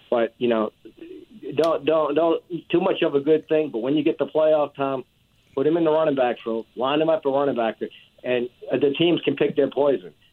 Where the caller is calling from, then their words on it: Lakeview, Louisiana, United States; Yes. This is …. Yeah, I'm from Lakeview.